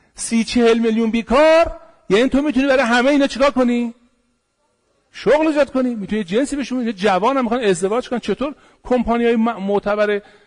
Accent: Iran; پدران ما تخت جمشید رو ساختن پاسارگاد رو ساختن

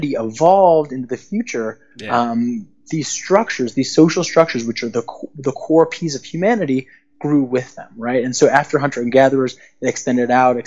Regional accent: Chicago, Illinois, United States; moved away; also born or lived in Istanbul; I'm from Chicago

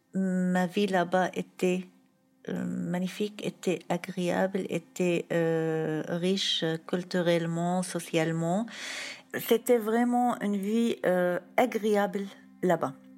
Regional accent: Syria; moved away as an adult; now in Tours, France; on a décidé de partir, de quitter la Syrie

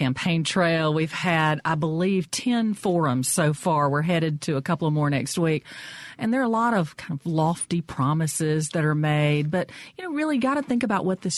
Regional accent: Brookhaven, Mississippi, United States; I am from Brookhaven, and I represent Lincoln County

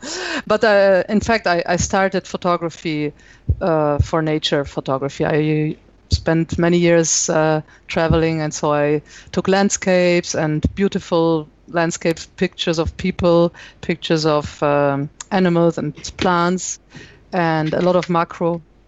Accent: Italy; accent: German; English is a second language; also born or lived in Germany / Brazil; now in France; I was born and raised in Italy, but my mother is German, so I think my pronunciation of English is pretty German. So it's a mixture.

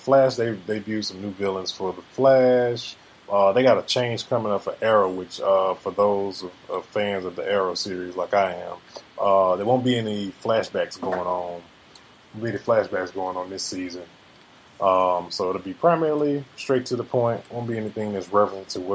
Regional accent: the South, United States; I'm from the South

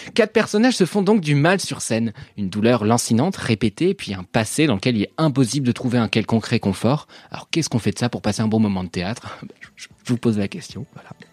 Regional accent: France; also born or lived in Paris / Normandy; je suis parisien et normand

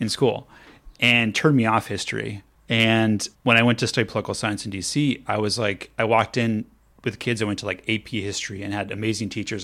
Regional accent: Los Angeles, California, United States; now in Pasadena, United States; I'm from Los Angeles, so I'm a, not a native Pasadena person, but the reason why I moved to Pasadena is 'cause it had more history.

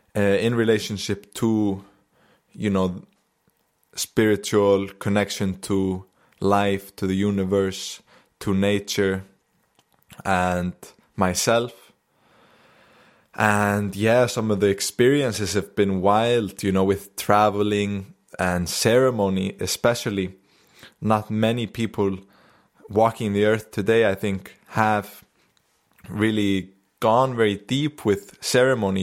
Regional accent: Akureyri, Northeastern Region, Iceland; I just came back to Akureyri here in the north, my hometown

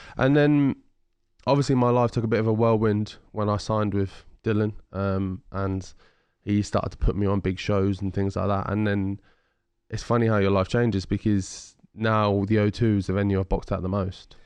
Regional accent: Ipswich, East of England, United Kingdom; I'm extremely well known in Ipswich, in my hometown

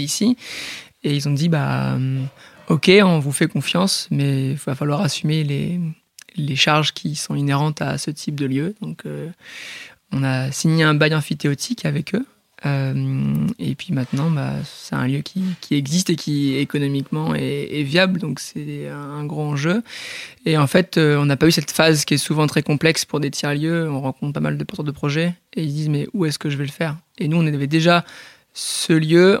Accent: Port-en-Bessin, Normandy, France; born or raised there; also born or lived in Bayeux

